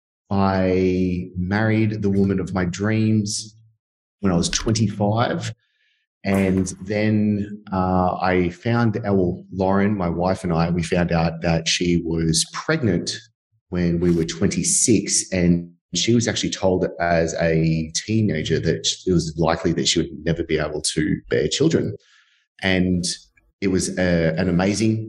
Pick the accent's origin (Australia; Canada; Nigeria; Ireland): Australia; Sydney, New South Wales; accent: Australian; I'm obviously, as you can tell through my Australian accent, which hopefully you can actually understand me, from Sydney, Australia